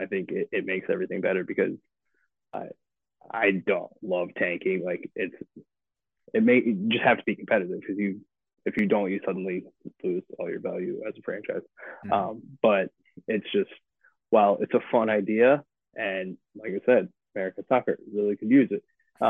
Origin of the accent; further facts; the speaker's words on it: Richmond, United States; and I'll claim my hometown, Richmond